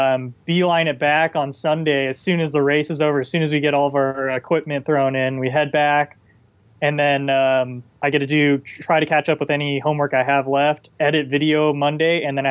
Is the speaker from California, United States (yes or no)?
yes; Palm Desert, California, United States; I'm from Palm Desert originally.